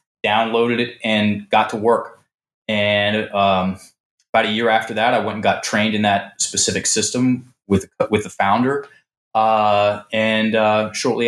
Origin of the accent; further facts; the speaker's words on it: Richmond, Virginia, United States; moved away as an adult; I'm some dude from Richmond, Virginia. You know, my dad is a small business guy. My mom was a teacher, and I was brought up Southern Baptist.